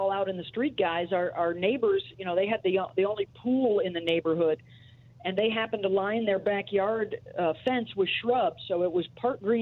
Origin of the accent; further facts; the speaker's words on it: Syracuse, New York, United States; I grew up in upstate New York